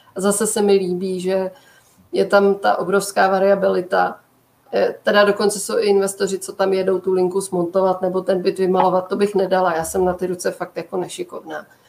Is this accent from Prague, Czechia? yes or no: yes; Prague, Czechia; já jsem z Prahy